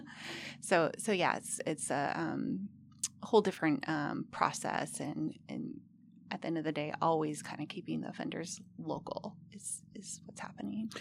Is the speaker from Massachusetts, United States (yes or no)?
no; Humboldt County, California, United States; I'm actually from Humboldt County